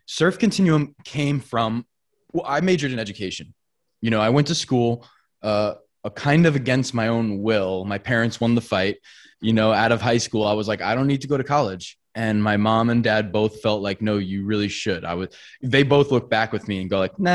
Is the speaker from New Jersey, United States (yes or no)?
no; Long Island, New York, United States; We're from Long Island